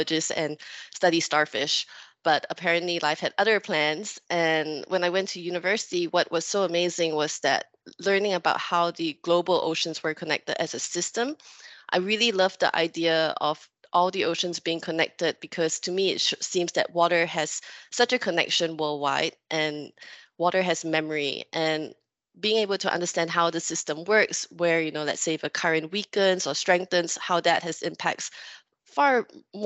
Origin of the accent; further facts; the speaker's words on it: Singapore; I'm from Singapore. I'm from an island. It's a bit impossible to escape the sea. You grow up with it